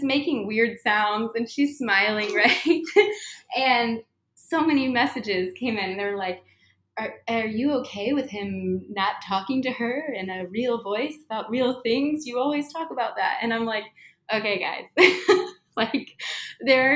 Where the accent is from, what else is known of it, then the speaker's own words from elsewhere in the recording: Midwest, United States; I'm from the Midwest